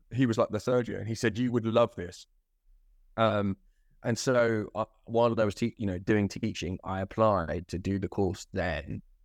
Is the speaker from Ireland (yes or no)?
no; Croydon, London, United Kingdom; also born or lived in Ilford; I think I'm a Croydonian really